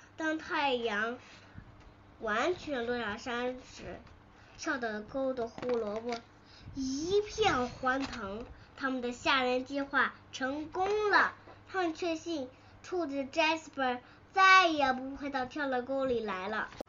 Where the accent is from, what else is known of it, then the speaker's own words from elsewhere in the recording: Tianjin, China; 我来自天津